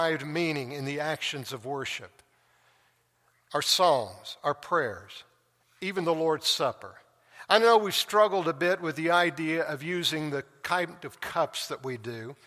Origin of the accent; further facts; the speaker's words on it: Tulsa, Oklahoma, United States; moved away; my hometown, back to Tulsa, and drive down the street where I grew up